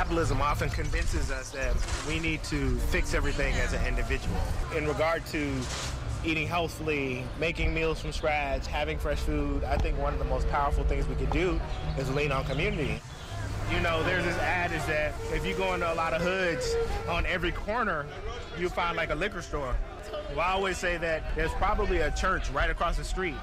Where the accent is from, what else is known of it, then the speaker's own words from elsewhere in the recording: Memphis, Tennessee, United States; now in Oakland, United States; I grew up in Memphis, Tennessee